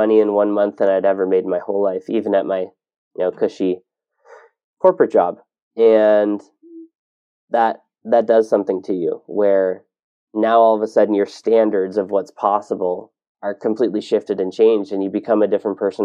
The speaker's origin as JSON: {"language": "English", "region": "Ontario", "country": "Canada", "tie": "born or raised there", "moved": "as an adult", "said": "I grew up in Ontario"}